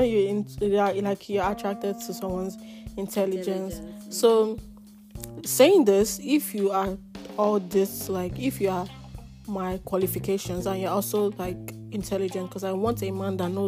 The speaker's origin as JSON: {"language": "English", "region": "Lagos", "country": "Nigeria", "tie": "born or raised there", "said": "I was born and raised in Lagos."}